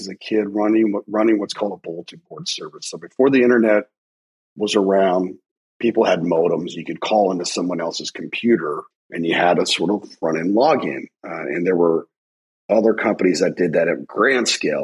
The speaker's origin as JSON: {"language": "English", "country": "United States", "said": "I'm an American"}